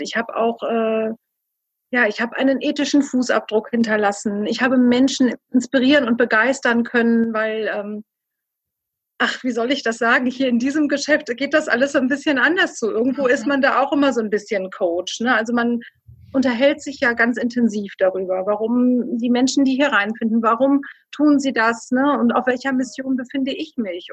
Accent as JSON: {"language": "German", "region": "Rhineland", "country": "Germany", "tie": "born or raised there", "also_born_or_lived": "Düsseldorf", "moved": "yes", "said": "Ich bin gebürtig eigentlich aus dem Rheinland"}